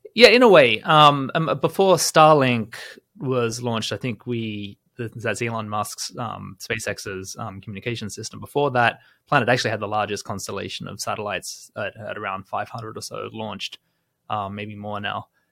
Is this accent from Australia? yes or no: yes; Australia; as someone growing up in Australia, I remember in my childhood